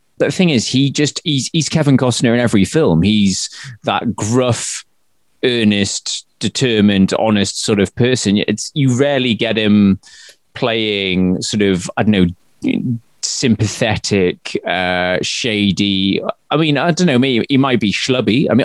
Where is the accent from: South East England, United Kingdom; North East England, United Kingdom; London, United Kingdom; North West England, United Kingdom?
North East England, United Kingdom; growing up in Northeast England